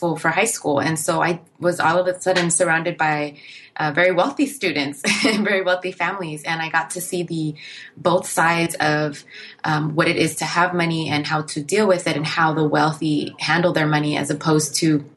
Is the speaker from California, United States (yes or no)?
yes; Inglewood, California, United States; I come from a family of immigrants, myself being one, but my parents left during a civil war, and growing up in Inglewood